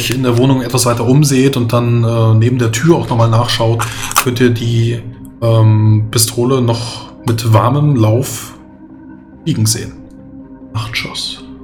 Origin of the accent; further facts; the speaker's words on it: Poland; Nee, das war kein Polnisch. Ich bin Pole.